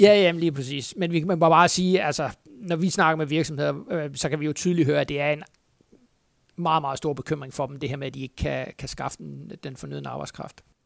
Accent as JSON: {"language": "Danish", "area": "Funen", "region": "Southern Denmark", "country": "Denmark", "said": "nu er jeg jo Fynbo"}